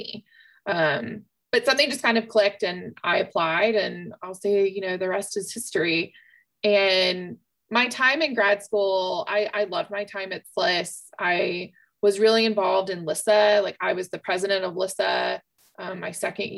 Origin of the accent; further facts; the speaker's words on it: Columbia, South Carolina, United States; moved away as an adult; also born or lived in Spartanburg, South Carolina / Marshall Islands / Union County; I am a Columbia native, born and raised, a Richland District 2 kid.